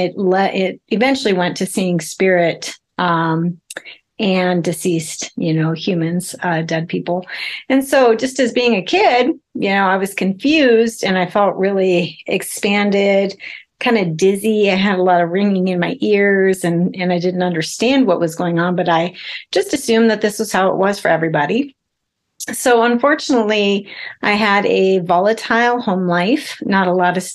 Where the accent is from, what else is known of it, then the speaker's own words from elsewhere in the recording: South Dakota, United States; I was raised in South Dakota in a tiny little town of 2000, pre-internet